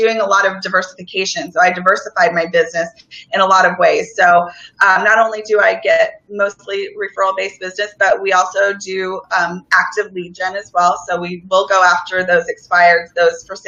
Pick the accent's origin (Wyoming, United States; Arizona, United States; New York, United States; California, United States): Arizona, United States; Tucson; moved away as an adult; also born or lived in Phoenix area (the Valley), Arizona; I was born and raised in Tucson, actually, and relocated to the Valley in 2012